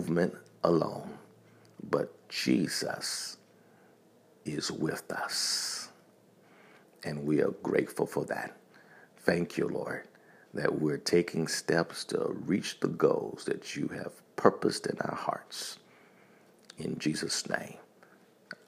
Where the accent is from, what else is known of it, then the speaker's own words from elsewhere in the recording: Montgomery, Alabama, United States; also born or lived in Tuskegee, Alabama; I grew up in Montgomery, Alabama. I was born in Tuskegee, Alabama